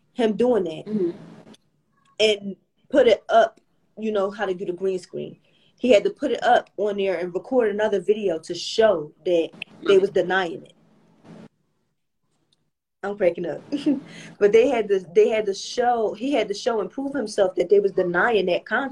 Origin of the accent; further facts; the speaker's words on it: Philadelphia, Pennsylvania, United States; I'm from Little Philly